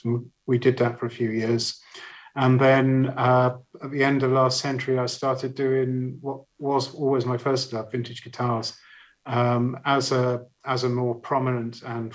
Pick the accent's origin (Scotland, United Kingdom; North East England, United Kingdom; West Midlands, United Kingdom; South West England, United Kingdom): South West England, United Kingdom; Barnstaple; moved away; also born or lived in Leicester; where I grew up in Barnstaple